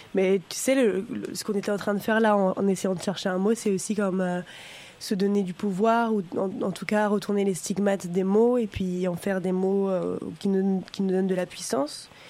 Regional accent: France; now in Canada; je suis française

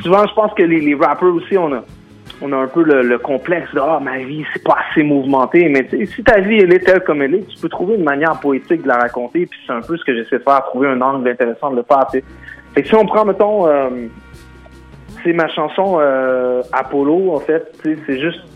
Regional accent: Outaouais, Quebec, Canada; On vient du même mhm. coin. On vient de l'Outaouais

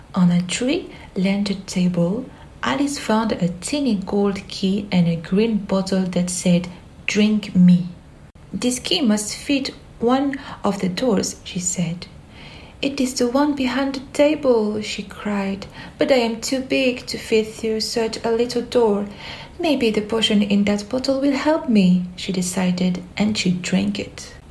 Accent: Algeria; I am 23 years old and I am from Algeria.

